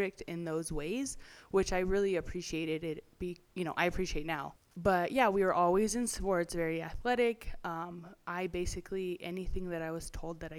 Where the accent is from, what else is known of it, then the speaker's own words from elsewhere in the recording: California, United States; I grew up in California and single mom home